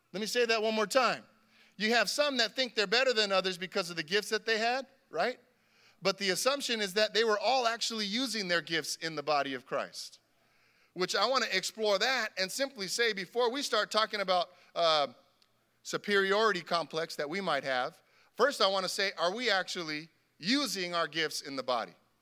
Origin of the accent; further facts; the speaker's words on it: Carson, California, United States; we grew up together here in Carson